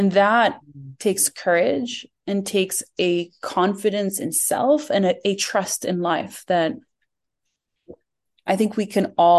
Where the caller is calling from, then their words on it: Jordan; I am in Jordan, and I'm fidgeting a lot because there's this dog around me that keeps licking my feet and wants to be part of this call. So I am in Jordan.